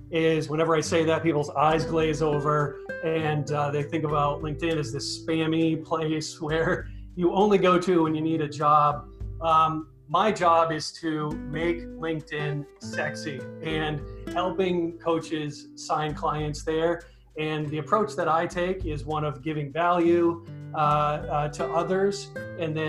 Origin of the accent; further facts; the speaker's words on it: Maine, United States; moved away as an adult; also born or lived in San Diego; now in Austin, United States; I'm from the East Coast originally, from Maine.